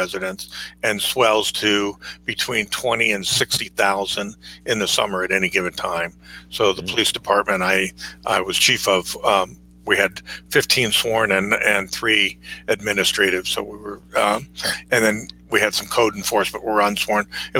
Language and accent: English; California, United States; moved away as an adult; now in McCall, United States; I come from California to Idaho, and I'd left the banking industry where I was a vice president with Citibank in their commercial real estate department, moved to McCall, Idaho